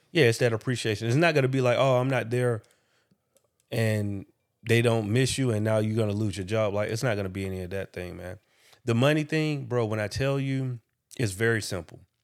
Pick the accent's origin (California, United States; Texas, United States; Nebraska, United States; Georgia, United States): Georgia, United States; Macon; moved away as an adult; also born or lived in Atlanta, Georgia; Making Georgia is an hour away from, from Atlanta, for anybody that don't know that. And that's where I was raised